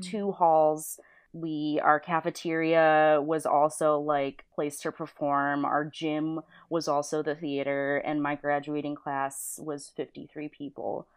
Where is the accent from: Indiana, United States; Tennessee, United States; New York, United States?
New York, United States; Niagara Falls; moved away as an adult; now in California, United States; I'm from Niagara Falls, New York